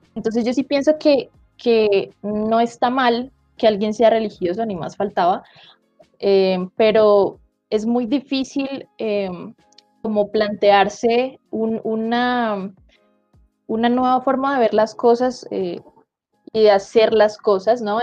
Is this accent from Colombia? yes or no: yes; Colombia